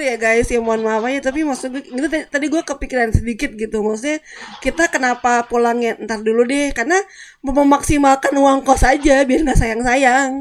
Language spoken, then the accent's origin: Indonesian; Depok, West Java, Indonesia; also born or lived in Germany; gue orang Depok kan, gue orang Jakarta